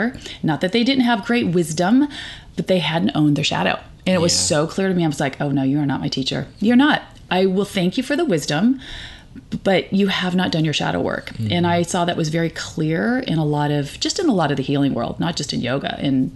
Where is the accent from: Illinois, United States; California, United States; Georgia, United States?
California, United States; I grew up in California with liberal parents